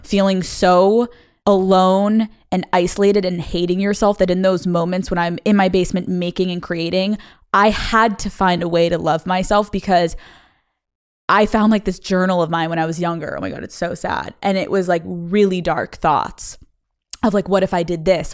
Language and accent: English; Pennsylvania, United States; moved away as an adult; also born or lived in Boston; I grew up in Pennsylvania